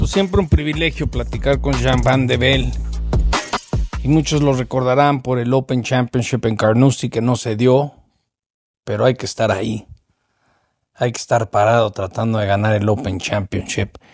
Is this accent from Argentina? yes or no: no; Mexico